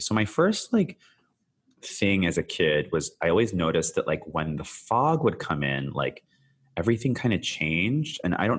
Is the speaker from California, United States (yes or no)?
yes; San Francisco, California, United States; also born or lived in Canada; I was born in Canada, as some of your listeners may know, but I actually spent like a good chunk of my like very young years in San Francisco in the Bay Area.